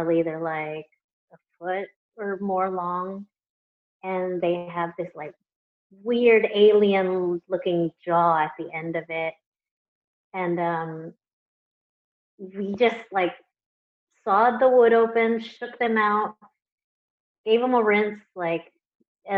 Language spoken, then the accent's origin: English; Houston, Texas, United States; moved away as an adult; also born or lived in Los Angeles, United States / Taiwan; I was born and raised in Houston, Texas